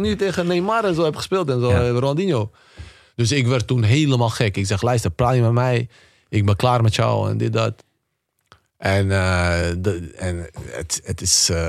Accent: Bosnia & Herzegovina; moved away; also born or lived in Spain; bij ons in Bosnië

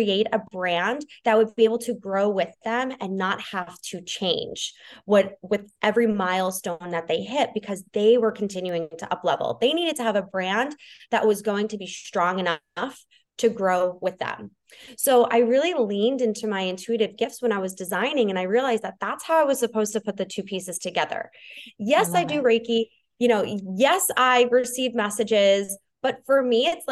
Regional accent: New York, United States; now in Florida, United States; I'm originally from New York, but I live in Florida now

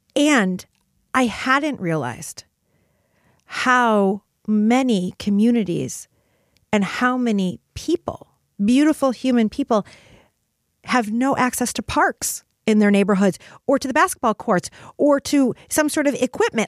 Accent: Detroit, Michigan, United States; moved away; also born or lived in New York City; I grew up in Detroit

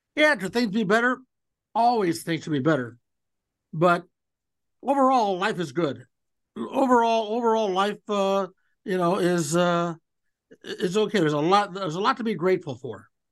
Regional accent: Cleveland, Ohio, United States; I grew up in Cleveland

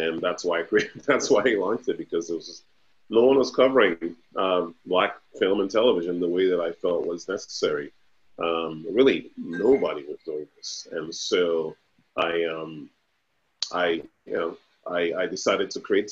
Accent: Nigeria; I am Nigerian

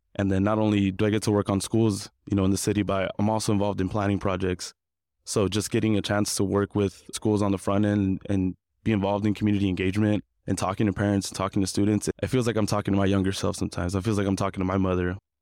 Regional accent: Compton, California, United States; now in Long Beach, United States; I grew up in Compton, California, and currently residing in Long Beach

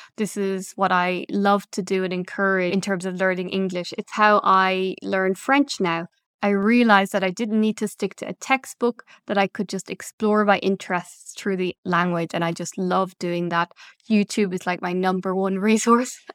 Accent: Ireland; moved away as an adult; now in Belgium; originally from Ireland

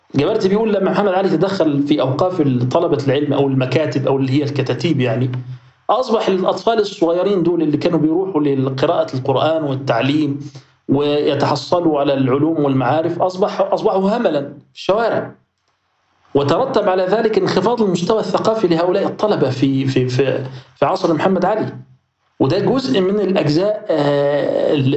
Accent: Egypt; احنا عندنا في مصر

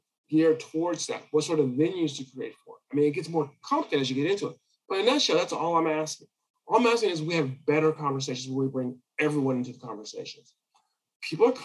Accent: California, United States; now in Texas, United States; I grew up in California

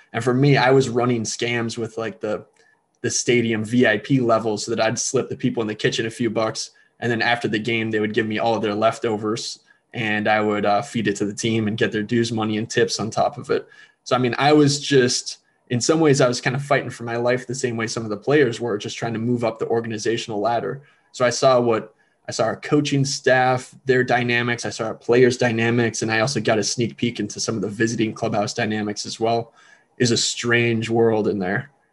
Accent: Elk River, Minnesota, United States; Growing up in Elk River, I fell in love with the game

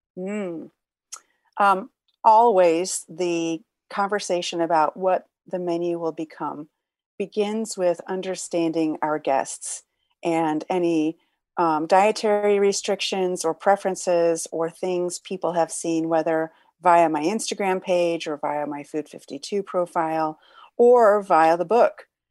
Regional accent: Detroit, Michigan, United States; moved away; back in Detroit, my hometown

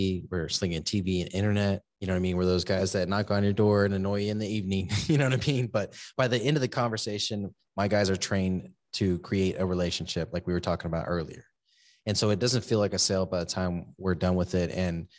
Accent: San Antonio, Texas, United States; also born or lived in Seguin / Corpus Christi; So I was born in Seguin, Texas. I grew up in San Antonio and then all over the place, you know, military stepdad. And but I ended up in Corpus Christi for 15 years

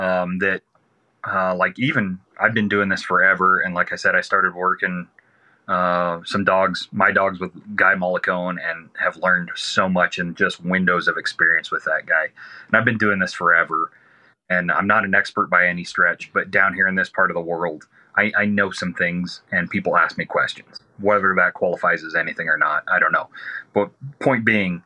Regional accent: Southeast Arizona, United States; I'm from Southeast Arizona.

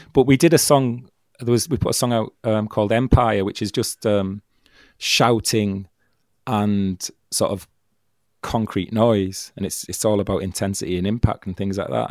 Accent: Stockton-on-Tees, North East England, United Kingdom; Stockton, which is my hometown

